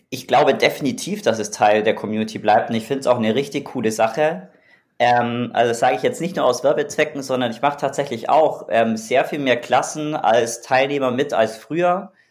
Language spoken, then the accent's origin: German; Augsburg, Bavaria, Germany; born there; moved away as an adult; tatsächlich, also ich bin in Augsburg geboren, beziehungsweise im Augsburg-Umland.